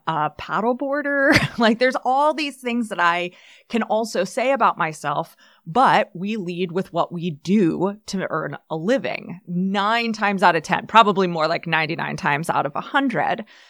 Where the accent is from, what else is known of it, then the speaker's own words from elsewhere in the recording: United States; as an elder millennial growing up in the eighties, nineties, like, neoliberal capitalism was literally how I learned to think and act and behave as an American person